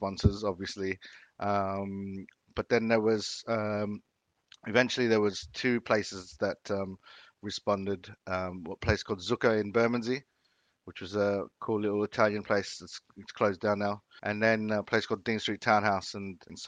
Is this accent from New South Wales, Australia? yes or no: yes; Sydney, New South Wales, Australia; moved away as an adult; also born or lived in Davao City, Philippines; now in London, United Kingdom; I was born in Davao City, which is south of Philippines. And then I moved to Sydney when I was five. Mum divorced, remarried, and we all moved over. And I basically, grew up in Sydney.